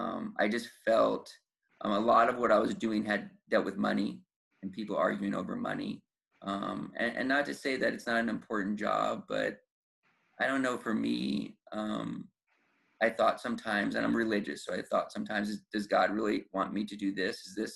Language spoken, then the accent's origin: English; New York, United States; born there; now in Los Angeles, United States; So even though I was born in New York, where New York obviously has grand juries, I just didn't know that there was grand juries.